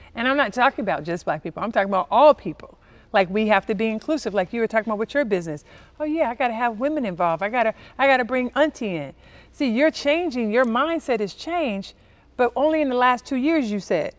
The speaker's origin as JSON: {"language": "English", "town": "Compton", "region": "California", "country": "United States", "tie": "born or raised there", "said": "I'm from Compton, California, inner city, uh, raised by a single mom with two sisters"}